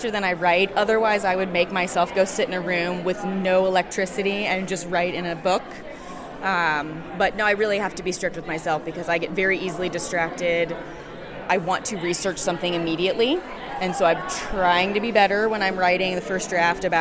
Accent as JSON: {"language": "English", "town": "St. Louis", "region": "Missouri", "country": "United States", "moved": "as an adult", "lives_now": "Indiana, United States", "said": "I am originally from St. Louis, moved here to go to college"}